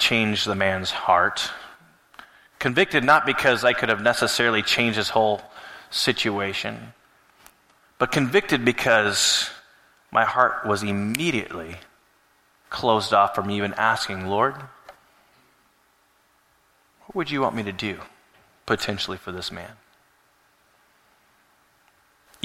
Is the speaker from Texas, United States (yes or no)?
no; Alaska, United States; moved away; growing up in Alaska